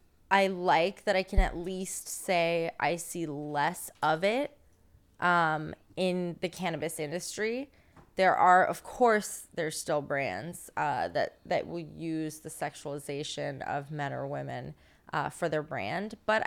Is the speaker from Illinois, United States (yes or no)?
no; California, United States; I came from Northern California, and in Northern California, I wouldn't say the same.